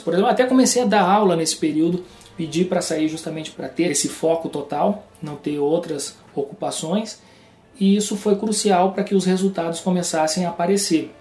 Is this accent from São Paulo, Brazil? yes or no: no; Rio Grande do Sul, Brazil; moved away; also born or lived in João Pessoa / Porto Alegre; eu acabei decidindo voltar para o Rio Grande do Sul, sou gaúcho